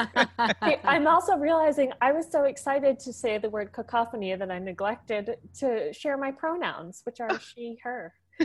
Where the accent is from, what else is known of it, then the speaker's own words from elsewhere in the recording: Tarrytown, New York, United States; moved away as an adult; also born or lived in Michigan; now in Washington, United States; I will never not be a New Yorker at heart.